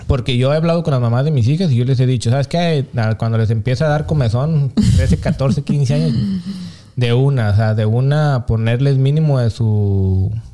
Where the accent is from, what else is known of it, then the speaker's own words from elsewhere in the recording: Mexico; moved away; yo también crecí en México